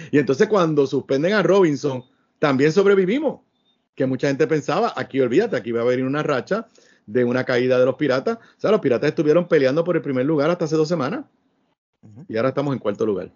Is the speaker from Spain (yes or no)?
no; Puerto Rico